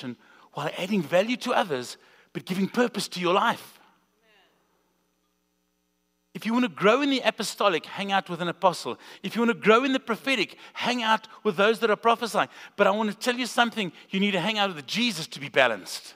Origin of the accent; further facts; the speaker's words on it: South Africa; now in Springfield, United States; we're from South Africa, if you didn't catch the accent